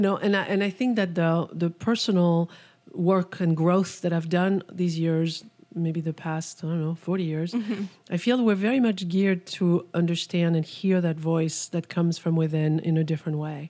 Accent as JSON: {"language": "English", "country": "France", "tie": "born or raised there", "moved": "yes", "said": "I was born in France"}